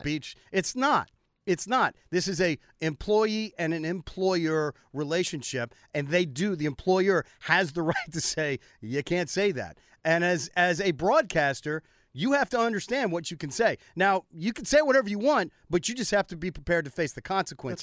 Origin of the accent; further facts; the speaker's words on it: United States; I'm an American